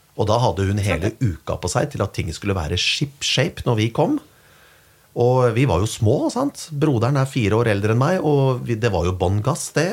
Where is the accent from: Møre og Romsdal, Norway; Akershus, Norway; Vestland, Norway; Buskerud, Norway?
Buskerud, Norway; Kongsberg; moved away; hjemme på Kongsberg